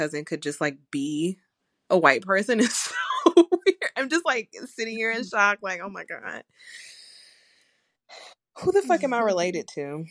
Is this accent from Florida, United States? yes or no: no; Georgia, United States; I'm from Georgia.